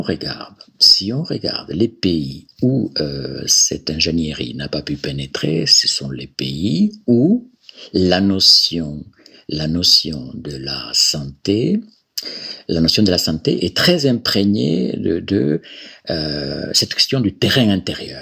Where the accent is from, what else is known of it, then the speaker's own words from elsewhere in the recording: Galicia, Spain; French is a second language; moved away as an adult; also born or lived in Barcelona; now in France; je suis originaire de, de Galice, Galicia, euh, donc dont la capitale c'est Saint-Jacques-de-Compostelle